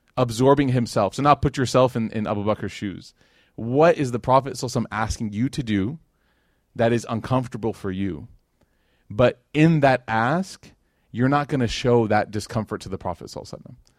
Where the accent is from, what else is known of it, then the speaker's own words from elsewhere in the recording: Chicago, Illinois, United States; moved away as an adult; now in Dallas, United States; that was where I was raised. That was my, my upbringing in Chicago